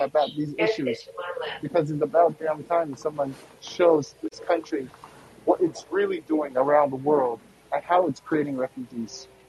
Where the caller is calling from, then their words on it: Seattle, Washington, United States; I'm coming to you from Seattle, Washington